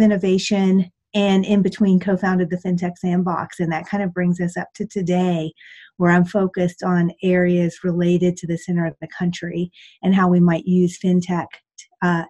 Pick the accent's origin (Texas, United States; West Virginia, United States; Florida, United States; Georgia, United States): West Virginia, United States; moved away as an adult; also born or lived in Washington, District of Columbia, United States / Boston; I started my days as a farm girl in West Virginia.